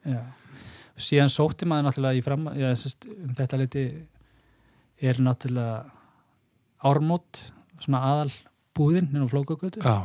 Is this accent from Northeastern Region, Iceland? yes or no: no; Seljahverfi, Capital Region, Iceland; also born or lived in Snæfellsnes / Mýrar; ég er alveg upp í uh, eh, selugverðinu bara í í því sem að já á þeim tíma var mjög líflegt